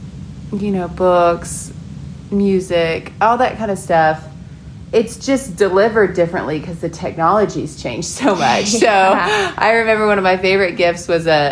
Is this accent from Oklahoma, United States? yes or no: yes; Oklahoma City, Oklahoma, United States; also born or lived in Montana; I was born in Montana, but I was raised in Oklahoma City.